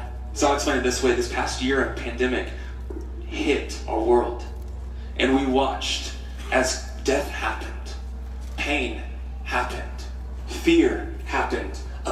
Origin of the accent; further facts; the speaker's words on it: United States; I'm an American